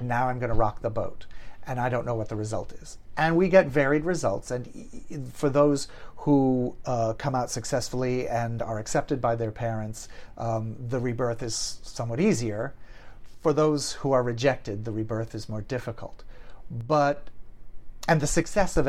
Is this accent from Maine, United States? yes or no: yes; Maine, United States; also born or lived in Portland, Maine / Boston area, Massachusetts; now in Los Angeles, United States; I was born in Portland, Maine, and I grew up in Maine and just outside of Boston